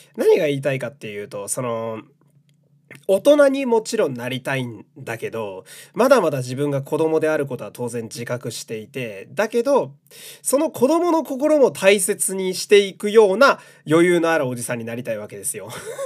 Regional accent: Fukui, Japan; moved away; 出身が田舎福井県なんで

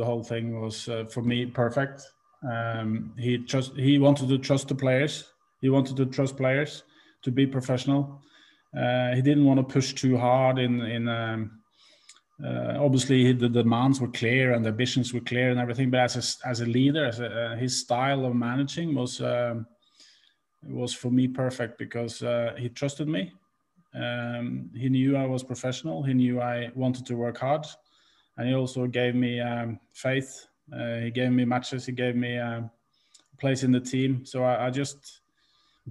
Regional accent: Norway; moved away as an adult; also born or lived in Liverpool

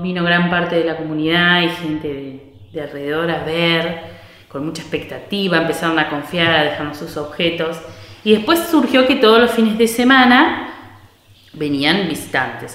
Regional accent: San Mayol, Buenos Aires Province, Argentina; soy acá eh, pobladora, nacida y criada en San Mayol.

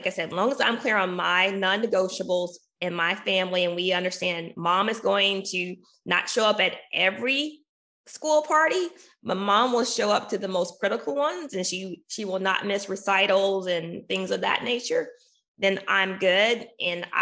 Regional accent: Arkansas, United States; my home state. I'm from Arkansas.

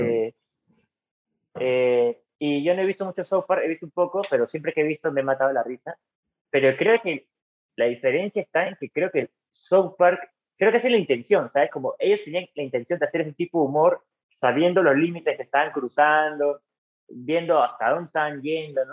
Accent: San Miguel, Lima, Peru; also born or lived in La Paz (district/area); Yo crecí en San Miguel. Viví ahí hasta los 22, 23 años

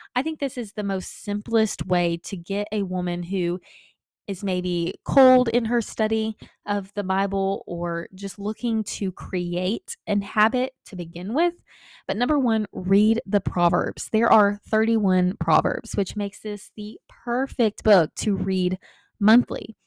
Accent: Texas, United States; Growing up in Texas

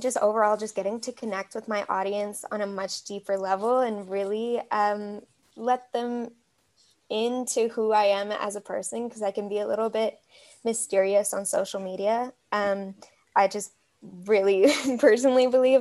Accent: Canada; the most instant way to pick me out as a Canadian. Is definitely saying Zed

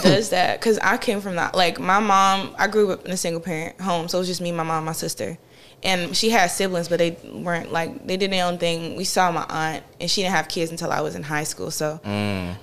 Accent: Farmville, North Carolina, United States; I'm from a tiny town called Farmville, North Carolina

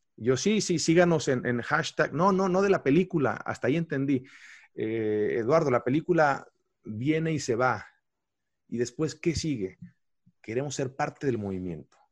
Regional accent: Mexico; yo soy un mexicano más

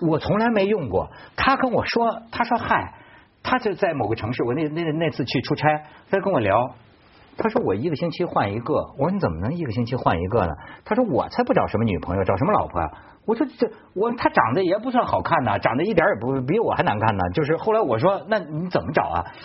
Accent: China; 我们中国人先说

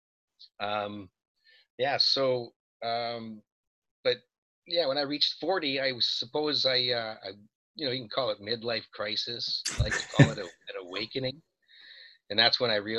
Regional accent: Montreal, Quebec, Canada; We're both from Montreal.

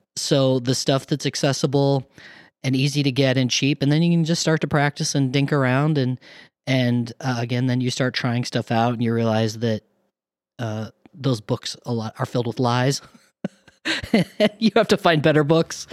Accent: eastern Colorado, United States; moved away; also born or lived in Minneapolis; I grew up in a town of two thousand people in eastern Colorado

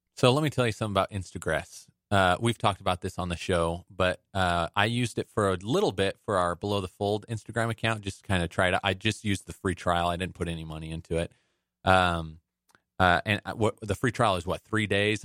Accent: Las Vegas, Nevada, United States; I grew up in Vegas

